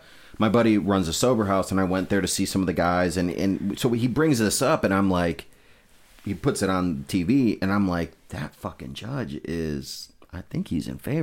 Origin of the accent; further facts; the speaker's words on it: Amherst, United States; for me, growing up in Amherst, it's like I don't have a ton of diversity.